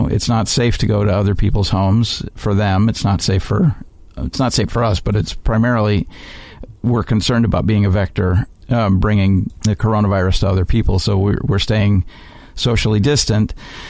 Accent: Chicago, Illinois, United States; Chicago, Illinois, my hometown.

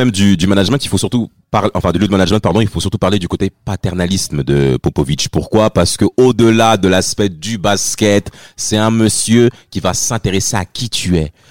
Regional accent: France; pour nous tous en tant que Français

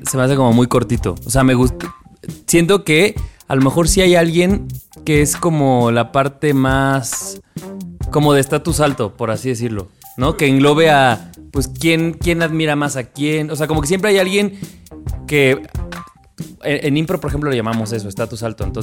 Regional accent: Caribbean Region, Colombia; Soy súper costeño, perdón.

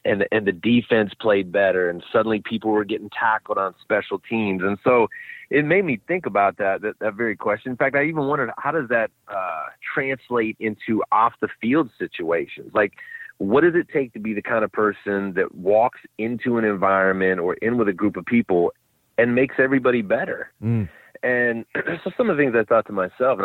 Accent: Cleveland, Ohio, United States; moved away; I'm from Cleveland

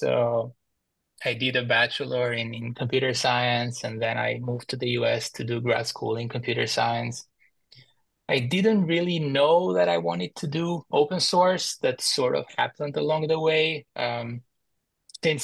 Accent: Albania; moved away as an adult; also born or lived in Boston, United States; now in Washington, DC, United States; I was born and raised in Albania. In 2014, I moved to the US for grad school to study computer science

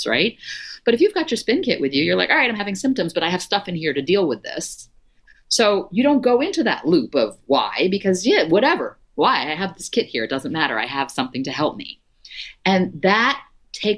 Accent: Florida, United States; I grew up in Florida

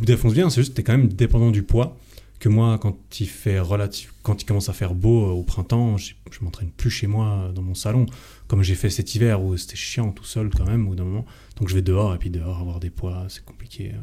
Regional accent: Switzerland; chez moi en Suisse

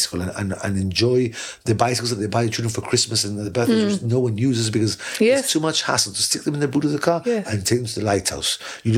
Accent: London, United Kingdom; now in Gibraltar; I was born in London, yeah.

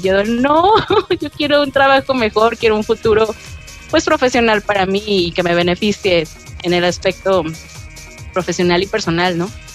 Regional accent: León, Guanajuato, Mexico; soy de León, Guanajuato, México

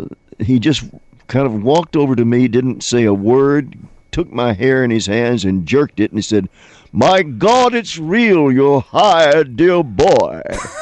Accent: Texas, United States; I'm from Texas. I've never really gotten into Shakespeare.

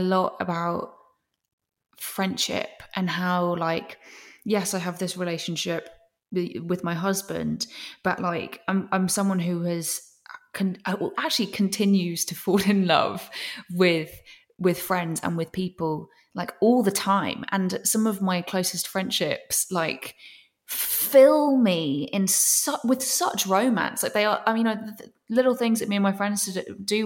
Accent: England, United Kingdom; I'm from England.

